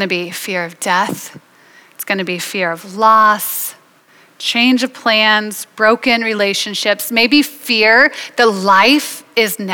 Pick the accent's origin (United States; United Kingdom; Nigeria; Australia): United States; I'm an American